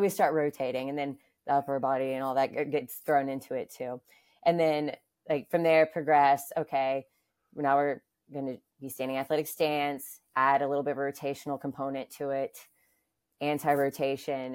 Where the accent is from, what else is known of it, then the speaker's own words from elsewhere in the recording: Atlanta, Georgia, United States; moved away as an adult; now in New York, United States; I'm originally from Atlanta, Georgia.